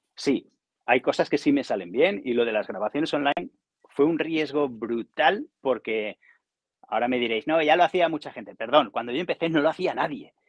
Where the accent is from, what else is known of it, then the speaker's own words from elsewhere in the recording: Barcelona, Catalonia, Spain; also born or lived in Zamora / Cardedeu; Yo soy de Barcelona.